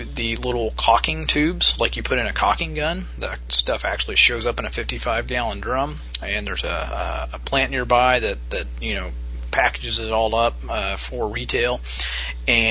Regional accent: Midwest, United States; my hometown. We have what's called a Rural King, which is a pretty big farm store here in the Midwest

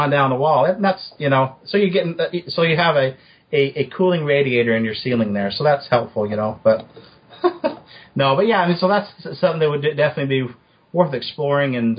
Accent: Utah, United States; I grew up in Utah

